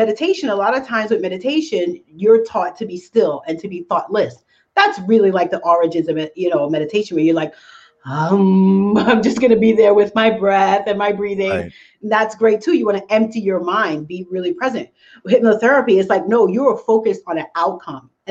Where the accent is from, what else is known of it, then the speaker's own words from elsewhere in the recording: New York, United States; I'm from New York like you guys. So everything is really, really fast